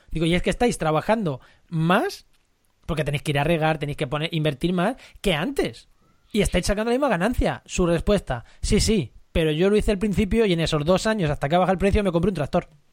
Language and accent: Spanish; Albacete, Castilla-La Mancha, Spain; como manchego albaceteño que soy